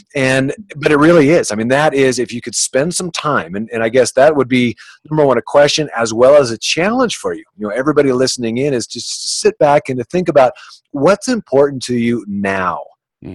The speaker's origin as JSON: {"language": "English", "area": "Orange County", "region": "California", "country": "United States", "tie": "born or raised there", "also_born_or_lived": "Boulder, Colorado", "said": "growing up in Orange County, California, where it's just so materialistic."}